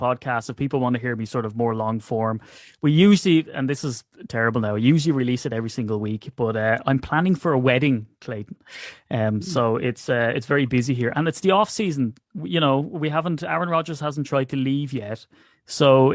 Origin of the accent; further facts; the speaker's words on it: Ireland; I'm Irish